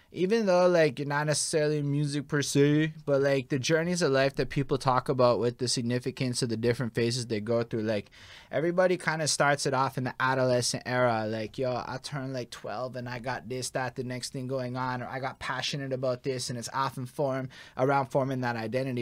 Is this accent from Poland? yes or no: no; Montreal, Quebec, Canada; So we come from Montreal.